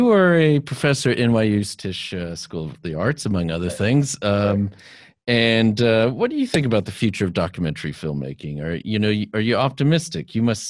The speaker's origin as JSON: {"language": "English", "region": "South Texas", "country": "United States", "tie": "born or raised there", "moved": "yes", "said": "I'm from South Texas originally"}